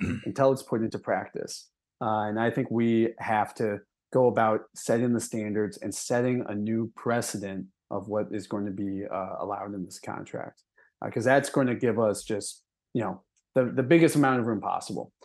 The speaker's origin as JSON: {"language": "English", "town": "Milwaukee", "region": "Wisconsin", "country": "United States", "tie": "born or raised there", "said": "grew up in Wisconsin. I grew up in Milwaukee"}